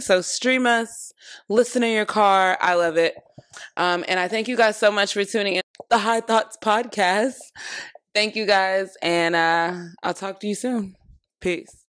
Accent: Florida, United States; I'm from Florida

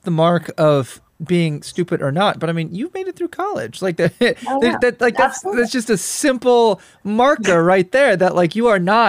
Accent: Midwest, United States; accent: Northern Midwestern; also born or lived in South; I grew up in the Midwest and then in the South, and now I'm back to the Midwest as I finish out my PhD.

